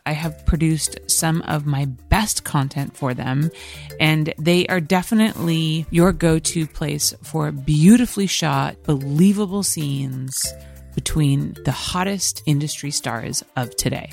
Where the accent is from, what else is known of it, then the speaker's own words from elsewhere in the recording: California, United States; having been born in California, I don't think I'll probably ever leave here